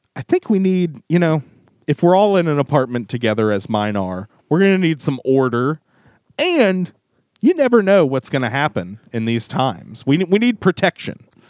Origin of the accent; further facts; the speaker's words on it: the Ozarks, United States; we're both from the Ozarks